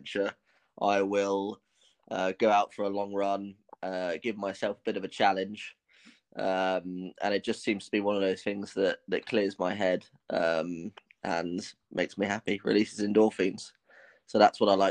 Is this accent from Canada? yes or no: no; London, United Kingdom; I'm 22 years old and I'm from London in England